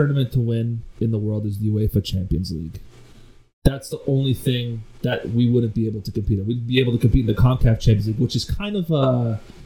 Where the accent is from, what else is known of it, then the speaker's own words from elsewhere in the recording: Canada; being a Canadian